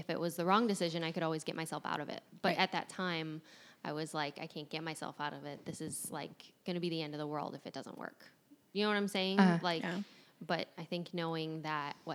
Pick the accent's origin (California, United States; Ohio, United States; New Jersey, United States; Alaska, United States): Ohio, United States; Cleveland; moved away as an adult; also born or lived in Georgia; I moved from Ohio, where I had always grown up, Cleveland, to Georgia for love